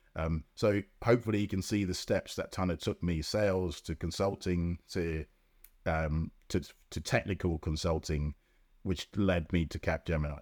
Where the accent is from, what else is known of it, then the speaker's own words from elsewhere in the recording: London, United Kingdom; also born or lived in Jamaica; I grew up in Lambeth